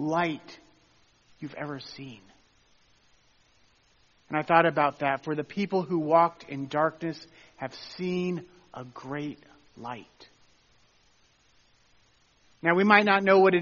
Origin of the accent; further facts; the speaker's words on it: Tennessee, United States; Where I grew up in Tennessee, we're about a mile south from Mammoth Caves